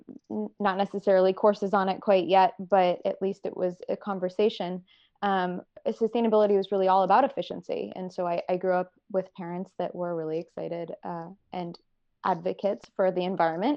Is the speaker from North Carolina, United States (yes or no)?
yes; North Carolina, United States; moved away as an adult; also born or lived in Virginia; I was originally from North Carolina